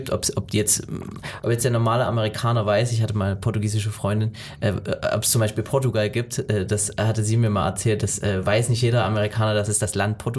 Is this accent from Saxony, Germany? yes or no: yes; Mildenau, Saxony, Germany; Mildenau ist, was Mildenau ist, beziehungsweise was das Erzgebirge ist. Weil wenn man sagt, okay, ich komme aus Deutschland, ähm, dann geht es meistens Berlin.